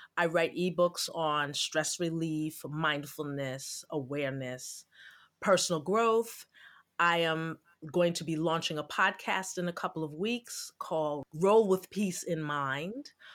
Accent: New York City, New York, United States; now in Jersey City, United States; I'm originally from Brooklyn. I'm a Brooklyn girl.

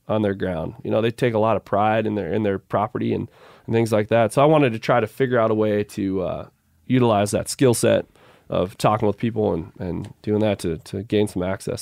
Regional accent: Midwest, United States; moved away; growing up in the Midwest

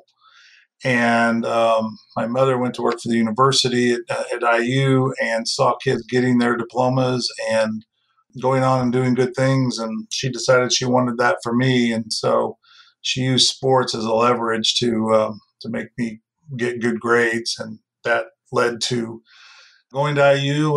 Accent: Bloomington, Indiana, United States; I grew up in Bloomington, Indiana

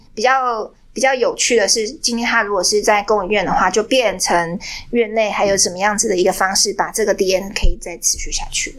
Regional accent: Taiwan; 我今天被在台湾，我是台湾人

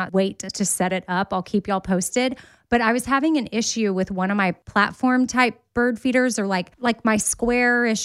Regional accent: Austin, Texas, United States; I grew up in Austin

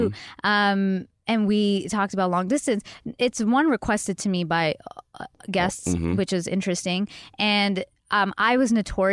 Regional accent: Mississauga, Ontario, Canada; one in my hometown in Mississauga

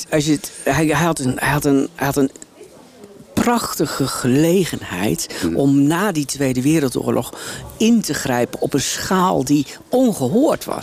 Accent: Drenthe, Netherlands; ik ben opgegroeid in Drenthe

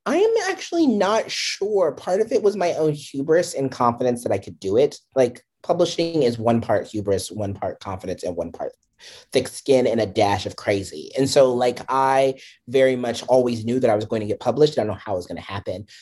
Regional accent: DC area, Maryland, United States; moved away as an adult; now in New York area, United States; I grew up in the Maryland, D C area

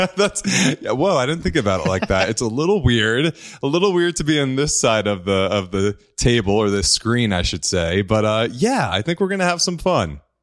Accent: New Jersey, United States; I grew up in New Jersey. I'm an Italian boy, Italian family.

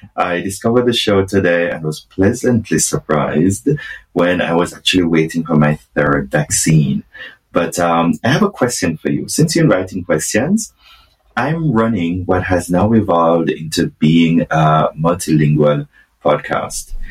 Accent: Jamaica; now in Berlin, Germany; being Jamaican myself

